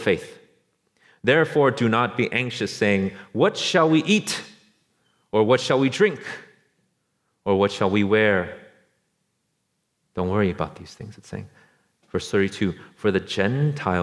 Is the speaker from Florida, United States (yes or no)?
no; Orange County, Los Angeles, California, United States; moved away as an adult; also born or lived in Beijing, China; where we're from, like Orange County, Los Angeles